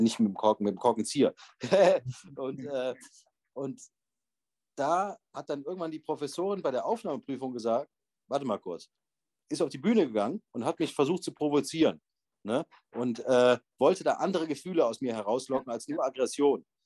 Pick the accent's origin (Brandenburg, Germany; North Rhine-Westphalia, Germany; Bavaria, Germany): North Rhine-Westphalia, Germany; Bonn; moved away as an adult; also born or lived in Vienna, Austria; Ich bin genauso wie du äh, in Bonn geboren und aufgewachsen